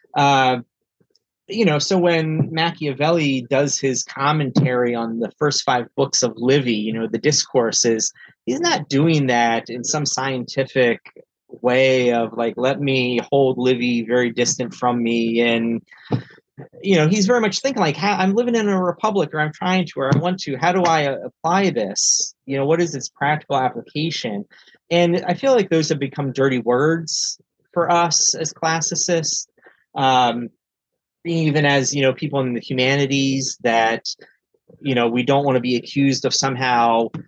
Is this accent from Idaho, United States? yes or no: no; northeastern Pennsylvania, United States; now in Cincinnati, United States; I grew up in northeastern Pennsylvania, uh, an area of Pennsylvania that's part of Appalachia